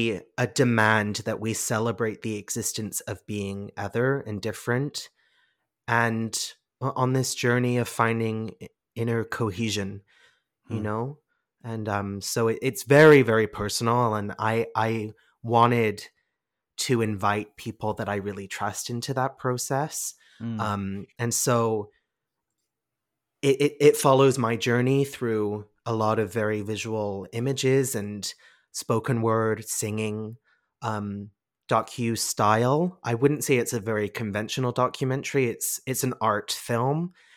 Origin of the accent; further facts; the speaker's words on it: England, United Kingdom; being English, yeah, my accent's a bit funny and all over the place.